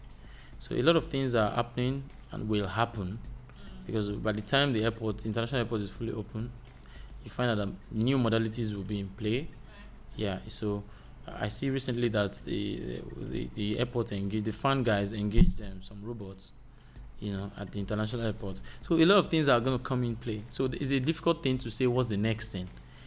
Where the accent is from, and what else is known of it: Nigeria